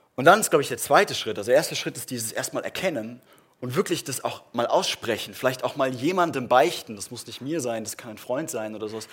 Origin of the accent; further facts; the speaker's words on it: Germany; wir machen das als Deutsche